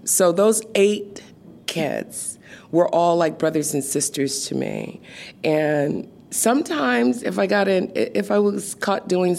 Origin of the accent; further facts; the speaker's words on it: Seattle, Washington, United States; I was born in Seattle, Washington. So I grew up right here, literally. It was, I don't know, it was home.